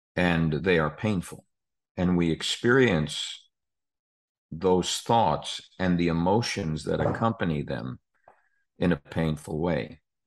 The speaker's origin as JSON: {"language": "English", "region": "New York", "country": "United States", "tie": "born or raised there", "said": "as a kid growing up in New York, we weren't all that far from Atlantic City or Asbury Park"}